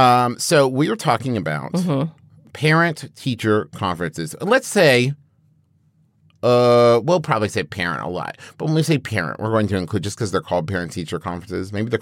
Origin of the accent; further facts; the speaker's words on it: West Virginia, United States; Especially, growing up in West Virginia.